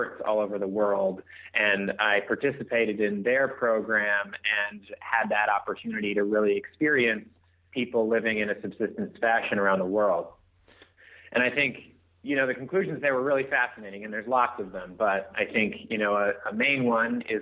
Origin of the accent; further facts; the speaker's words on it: Alaska, United States; I grew up in Alaska, so that says enough about people that live out there.